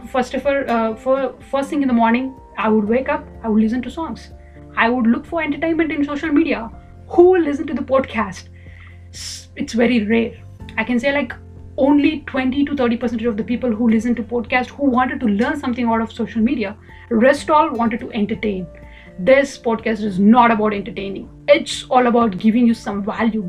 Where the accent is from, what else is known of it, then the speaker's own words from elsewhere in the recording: India; I'm from India.